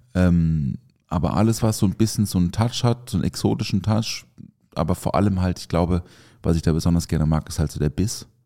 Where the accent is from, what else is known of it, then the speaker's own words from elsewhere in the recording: the South, Southern Germany, Germany; now in Mannheim, Germany; bei uns im Süden